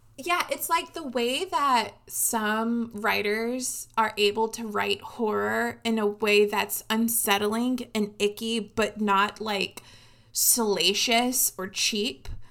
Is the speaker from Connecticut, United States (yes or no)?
yes; Connecticut, United States; I grew up in Connecticut